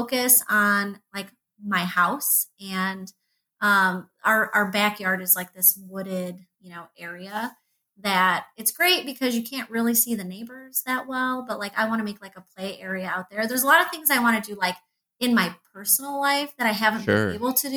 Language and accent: English; an hour and a half southwest of Chicago, Illinois, United States; now in Michigan, United States; I'm from Illinois. I grew up like an hour and a half southwest of Chicago